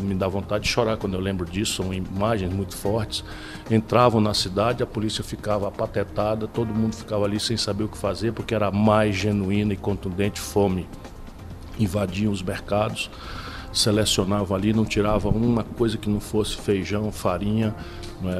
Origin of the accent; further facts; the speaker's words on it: Sobral, Ceará, Brazil; also born or lived in Pindamonhangaba; Fui criado a minha vida inteira em Sobral